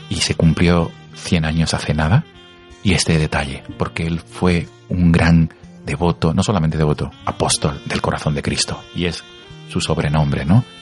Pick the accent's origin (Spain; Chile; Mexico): Spain; Andalusia; personas en la provincia de Málaga. Pero Arnaiz ya instaura las escuelas capillas, una de ellas la de mi pueblo.